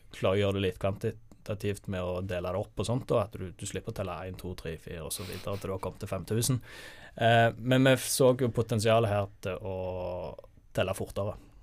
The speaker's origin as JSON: {"language": "Norwegian", "town": "Sandnes", "region": "Rogaland", "country": "Norway", "moved": "as an adult", "lives_now": "Bergen, Norway", "said": "jeg er jo fra Sandnes"}